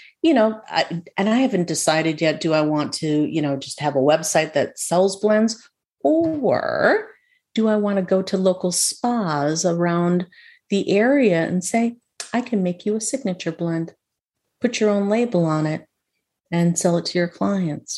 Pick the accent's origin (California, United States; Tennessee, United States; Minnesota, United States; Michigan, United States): Minnesota, United States; When I was growing up in Minnesota, by the way, in our backyard, we had lilies of the valley